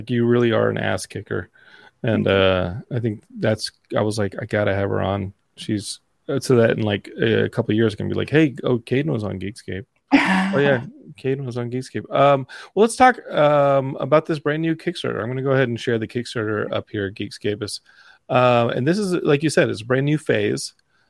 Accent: Texas, United States; It's cool to be from Texas when you're like her, not when you're like Ted Cruz, but Texas represents. I'm Texan.

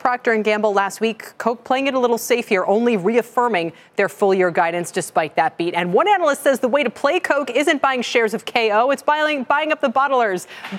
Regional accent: outside of Syracuse, New York, United States; I grew up outside of Syracuse

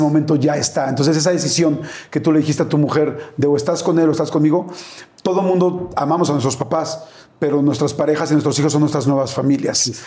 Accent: Mexico; soy mexicano

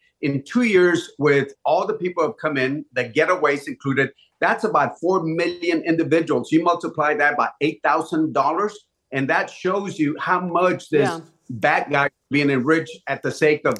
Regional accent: Laredo, Texas, United States; my hometown of Laredo

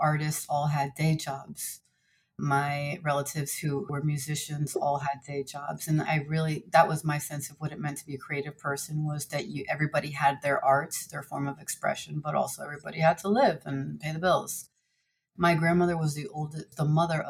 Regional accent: New Jersey, United States; I was born in the United States and I grew up in New Jersey.

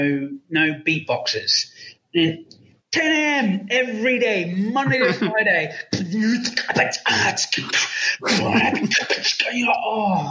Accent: West Sussex, South East England, United Kingdom; I'm from Sussex. I was born in West Sussex in my family house.

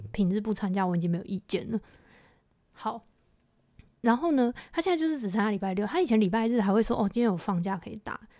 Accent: Taiwan; 我们的，就是这一群的台湾人

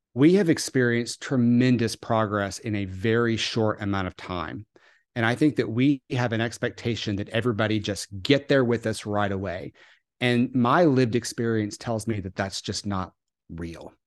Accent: the South, United States; I grew up in the South

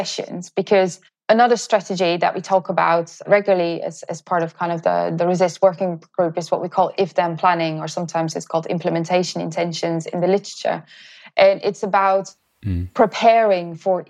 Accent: Netherlands; moved away; I'm originally from the Netherlands

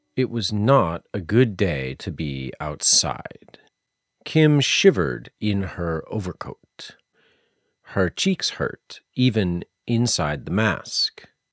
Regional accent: Massachusetts, United States; also born or lived in South Carolina; I am from Massachusetts, and I spent six years living in South Carolina

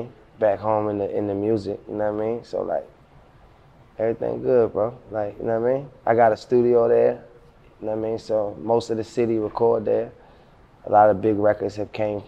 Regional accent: Baltimore, Maryland, United States; now in Atlanta, United States; I'm from South Baltimore, Zone 25. My neighborhood where I'm from called Brooklyn. I mean, so like, and I was in the streets my whole life coming up

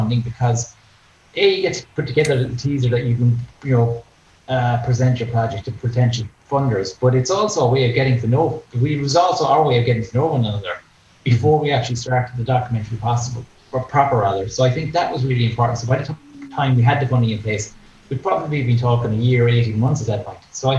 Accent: Ennis, Munster, Ireland; I'm from Ennis

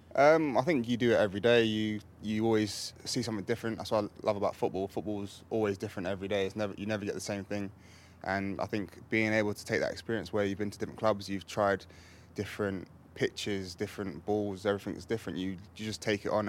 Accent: England, United Kingdom; born or raised there

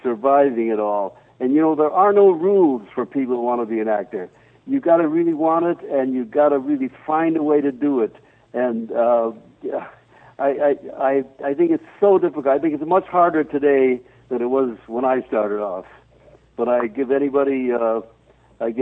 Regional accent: New York City, New York, United States; moved away as an adult; now in Lake Placid, United States; I'm a New York guy, too, New York City and all that.

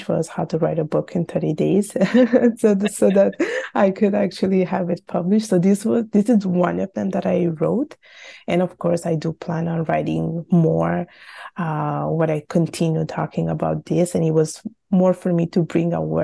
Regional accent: Italy; I was born and raised in Italy, and my parents are from Bangladesh

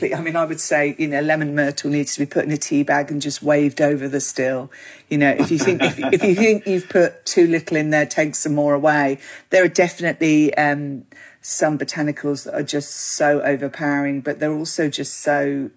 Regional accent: Australia; You know, we have a huge Italian community, we have a huge Greek community

